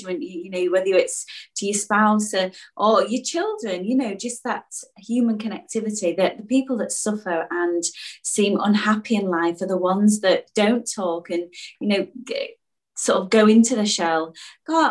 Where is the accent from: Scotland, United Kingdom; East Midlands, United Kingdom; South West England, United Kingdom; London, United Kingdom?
East Midlands, United Kingdom; Mansfield; moved away; we're both from this from the similar neck of the woods